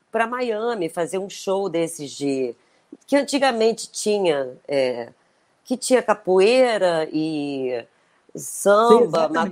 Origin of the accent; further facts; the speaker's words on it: Brazil; caramba, Brasil, eu sou brasileira.